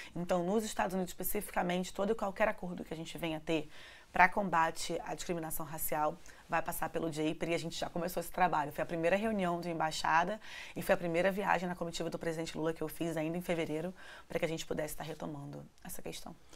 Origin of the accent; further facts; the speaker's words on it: Rio de Janeiro, Brazil; vindo da favela da Maré